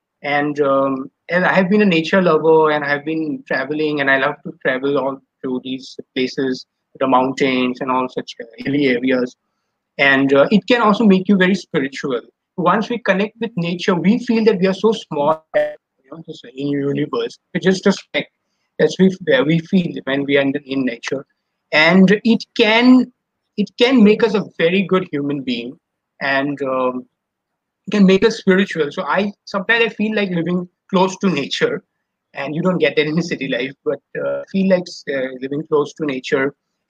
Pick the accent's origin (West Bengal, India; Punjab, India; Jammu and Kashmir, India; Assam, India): Assam, India; Guwahati; moved away as an adult; also born or lived in Mumbai; I'm from Guwahati.